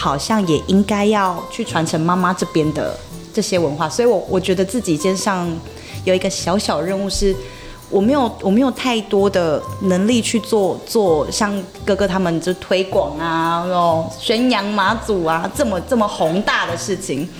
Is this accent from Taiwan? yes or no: yes; Taitung County, Taiwan; 我我小时候是在台东长大嘛，那你一直有都有在接收阿美族文化，就是爸爸这边的文化传承的部分